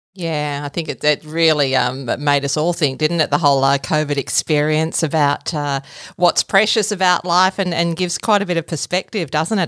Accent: Gippsland, Victoria, Australia; I'm a Gippsland girl myself. It's a it's a great place to grow up

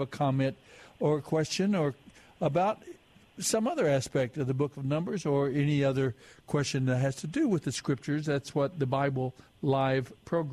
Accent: Texas, United States; We used to go quail hunting in up in West Texas, Amarillo

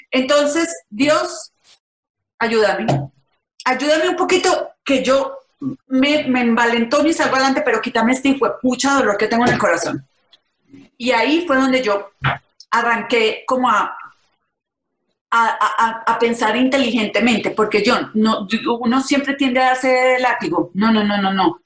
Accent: Paisa, Antioquia, Colombia; yo soy paisa

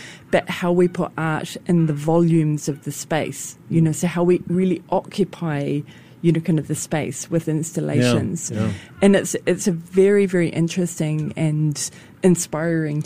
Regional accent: New Zealand; now in Singapore; as a New Zealander

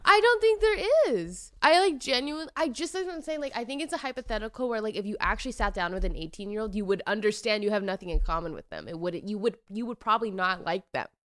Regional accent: Washington, United States; I'm from Washington

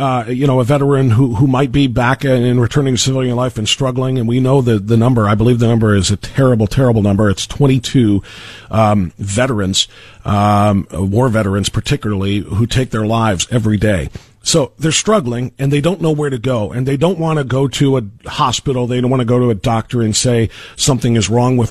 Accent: Elyria, Ohio, United States; my town, my hometown of Elyria

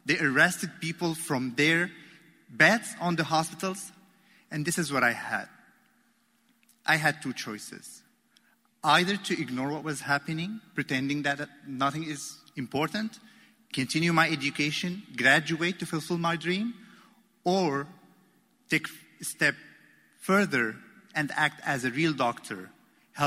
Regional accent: Damascus, Damascus Governorate, Syria; moved away as an adult; also born or lived in Aleppo, Syria; now in Baltimore, United States; I grew up in Damascus, surrounded by a great family, surrounded with love and support

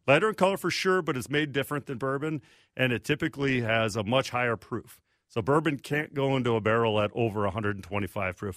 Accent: Redwood Falls, Minnesota, United States; also born or lived in Iowa / Milwaukee / Chicago; I grew up in Redwood Falls, Southwest Minnesota

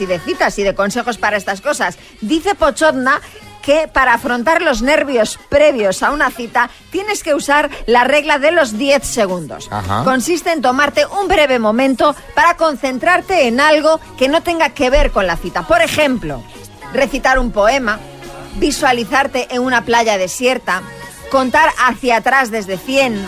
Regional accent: Argentina; now in Barcelona, Spain; Como soy argentina

